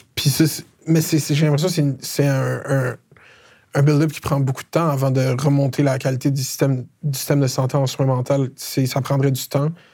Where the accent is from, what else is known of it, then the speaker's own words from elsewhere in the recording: Laval, Quebec, Canada; je viens de Laval, originaire de Laval